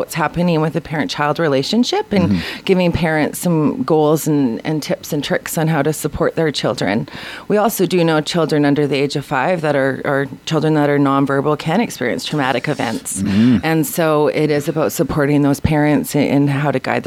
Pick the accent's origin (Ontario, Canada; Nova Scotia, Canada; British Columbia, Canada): British Columbia, Canada; Quesnel; now in Prince George, Canada; I'm from Quesnel, and there wasn't a lot of options there